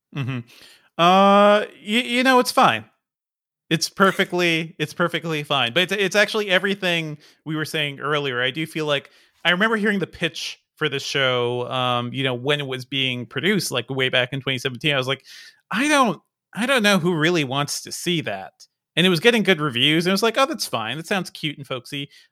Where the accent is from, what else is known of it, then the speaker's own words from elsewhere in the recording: New England, United States; I grew up in New England